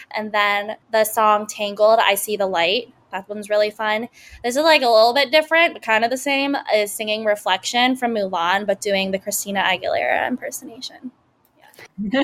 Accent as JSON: {"language": "English", "region": "Colorado", "country": "United States", "tie": "born or raised there", "also_born_or_lived": "Kunming, China / Bloomington, Indiana", "said": "I was adopted from Kunming, China when I was 11 months. Um, so I grew up in Colorado."}